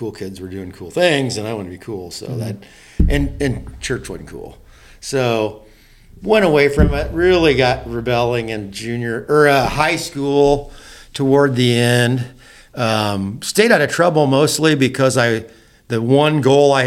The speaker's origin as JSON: {"language": "English", "town": "Silver Lake", "region": "Indiana", "country": "United States", "tie": "born or raised there", "said": "grew up in a really good home, small farm in Indiana."}